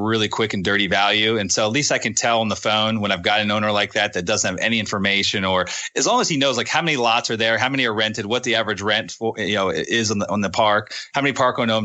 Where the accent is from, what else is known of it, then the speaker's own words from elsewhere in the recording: Northeast, United States; I'm from the Northeast. And I'm a Yankee in their eyes.